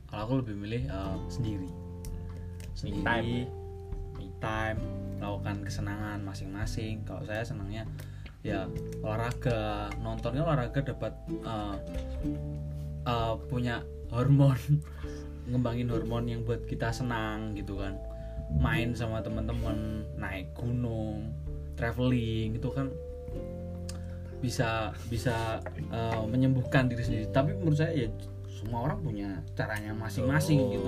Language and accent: Indonesian; Java, Indonesia; gua gue wong Jawa